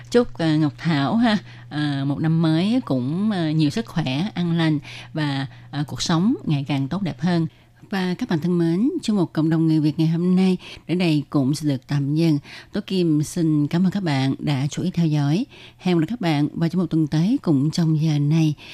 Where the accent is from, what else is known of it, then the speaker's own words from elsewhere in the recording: Vietnam; người Việt của mình